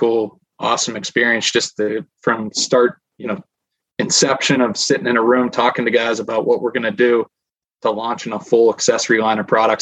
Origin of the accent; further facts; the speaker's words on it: Pittsburgh, Pennsylvania, United States; I'm from the Pittsburgh, Pennsylvania area, but grown up, you know, hunting heritage, hunting family